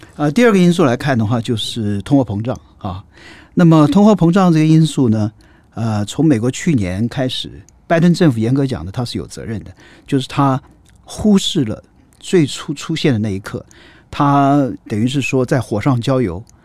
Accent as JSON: {"language": "Chinese", "country": "Taiwan", "moved": "as an adult", "said": "我也是台湾出来的啊，然， 然后这个最早的时候呢，是政治大学，啊，经济背景，然后后来我念东亚所"}